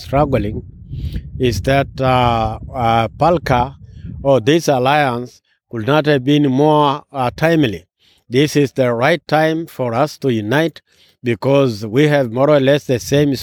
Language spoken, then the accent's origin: English; Ngorongoro District, Arusha, Tanzania; I come from Tanzania, Ngorongoro District, where the world famous Serengeti National Park is